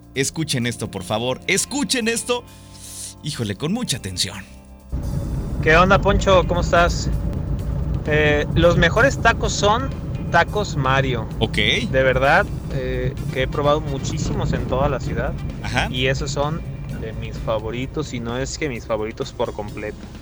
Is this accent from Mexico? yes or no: yes; Atotonilco El Alto, Jalisco, Mexico; now in Guadalajara, Mexico; Yo soy de Atotonilco, el Alto